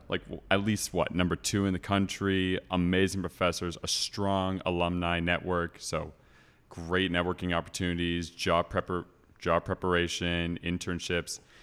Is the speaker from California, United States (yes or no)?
yes; Calabasas, California, United States; moved away as an adult; also born or lived in Ohio; now in Austin, United States; I am from Los Angeles, California, or more specifically, Calabasas